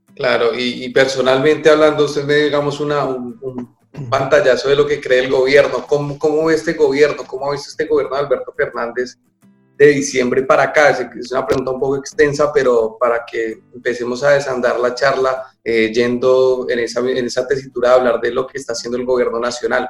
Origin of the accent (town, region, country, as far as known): Colombia; now in Argentina